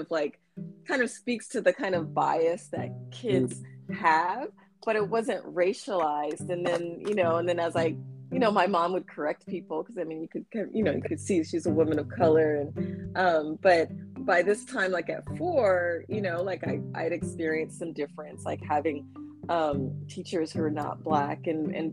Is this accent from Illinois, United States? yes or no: no; San Jose, California, United States; also born or lived in Trenton, New Jersey; I grew up, my childhood was in the Bay Area in Northern California